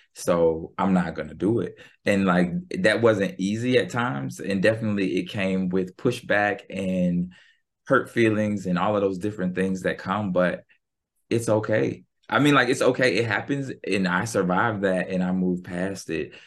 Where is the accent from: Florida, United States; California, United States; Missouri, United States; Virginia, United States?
Virginia, United States; Norfolk; moved away; also born or lived in Philadelphia; I grew up in Norfolk, Virginia